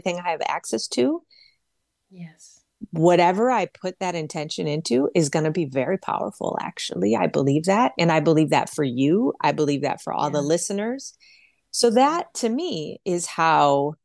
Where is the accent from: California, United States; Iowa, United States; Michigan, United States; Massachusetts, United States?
Michigan, United States; Detroit; my mother's garden in Detroit, Michigan, where I was raised